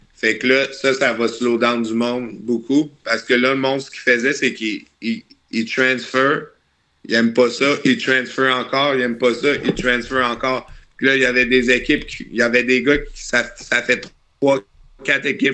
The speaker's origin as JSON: {"language": "French", "town": "Charny", "region": "Quebec", "country": "Canada", "moved": "yes", "said": "Je viens de, je viens de Québec, un petit gars de Charny"}